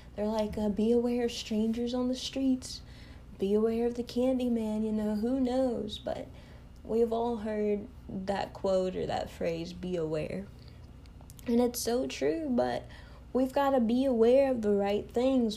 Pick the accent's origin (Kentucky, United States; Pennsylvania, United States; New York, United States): Kentucky, United States; I am from the United States, you know, Kentucky